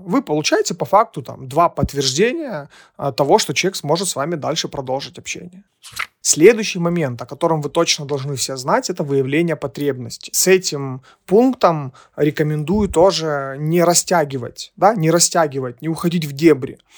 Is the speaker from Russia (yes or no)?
no; Ukraine; Мы из Украины